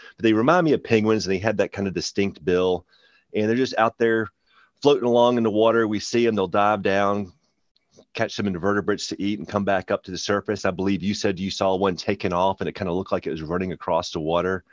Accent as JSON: {"language": "English", "area": "Shenandoah Valley", "region": "Virginia", "country": "United States", "tie": "born or raised there", "moved": "yes", "lives_now": "Virginia Beach, United States", "said": "I grew up in the Shenandoah Valley"}